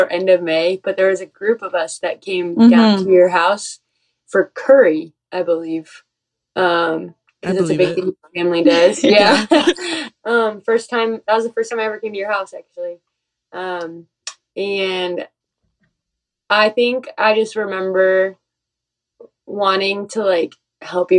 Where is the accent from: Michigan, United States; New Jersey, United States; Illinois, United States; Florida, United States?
Michigan, United States; also born or lived in Indiana; I'm from Michigan originally